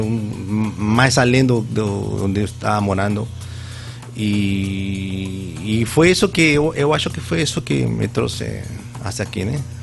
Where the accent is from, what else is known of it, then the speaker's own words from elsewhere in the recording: Peru; Portuguese is a second language; moved away as an adult; now in Vitória de Santo Antão, Brazil; Eu nasci lá no, no Peru, eu tenho atualmente 45 anos eu cresci